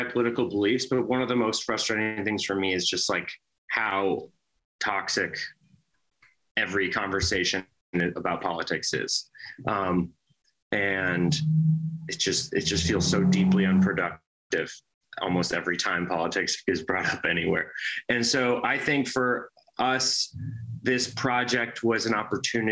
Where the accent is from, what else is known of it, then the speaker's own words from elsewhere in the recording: Minnesota, United States; also born or lived in Wisconsin; now in New York, United States; Chris and I we're brothers and we're from Minnesota, but we spent a lot of time in Wisconsin growing up.